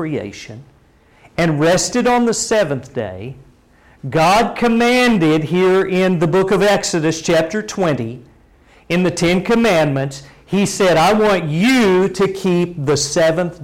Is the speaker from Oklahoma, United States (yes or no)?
yes; Oklahoma, United States; now in Texas, United States; growing up in Oklahoma and when I first moved down to Texas